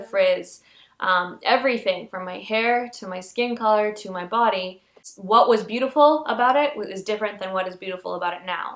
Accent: Pakistan; I'm Pakistani

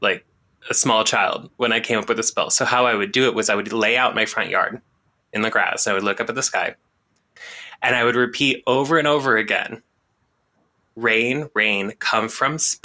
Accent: La Grande, Oregon, United States; Where I grew up around La Grande, Oregon

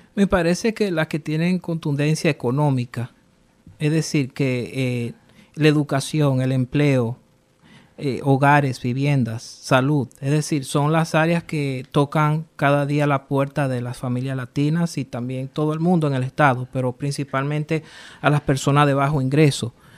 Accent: Rhode Island, United States; also born or lived in New York / Dominican Republic (ancestry); crecí aquí casi toda mi vida

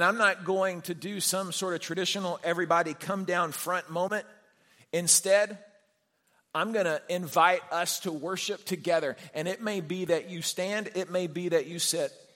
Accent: Houston, Texas, United States; I was a 9-year-old kid growing up in the Heights in Houston

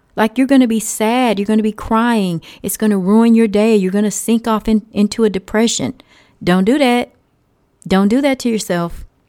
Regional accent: Texas, United States; I say y'all 'cause I'm from Texas.

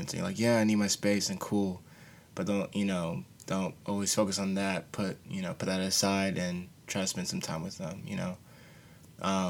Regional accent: Charlotte, North Carolina, United States; growing up back in Charlotte, North Carolina

